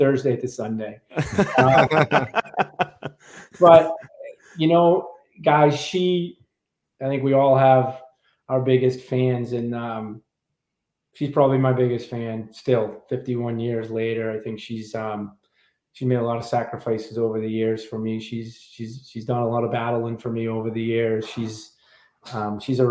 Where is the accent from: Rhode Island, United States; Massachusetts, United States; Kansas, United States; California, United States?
Massachusetts, United States; Boston; moved away as an adult; now in South Carolina, United States; growing up in Dorchester, you were challenged